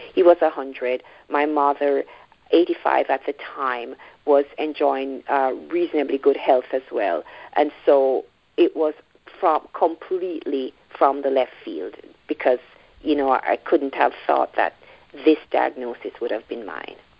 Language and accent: English; Jamaica; moved away as an adult; now in Toronto, Canada; I am from Jamaica, so I would, I guess, I'd now describe myself as a Jamaican Canadian because I live in the Toronto area, but originally from Jamaica. I moved here uh, as a young adult